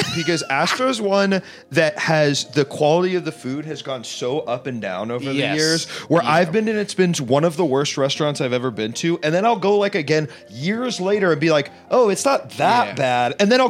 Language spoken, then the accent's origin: English; Washington, District of Columbia, United States; also born or lived in New York City; now in Los Angeles, United States; When I grew up in Washington D.C., there's so many, and they've just been there forever.